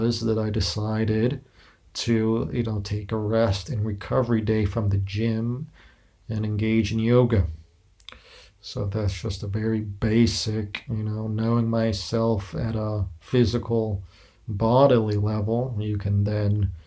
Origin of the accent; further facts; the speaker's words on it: United States; moved away as an adult; now in Spain; my background as an American living abroad. Though I am perhaps closer now to Greece, as I'm living in Spain